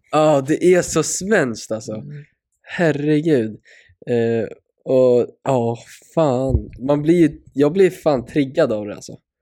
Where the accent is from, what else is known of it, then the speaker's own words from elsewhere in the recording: Sweden; som svensk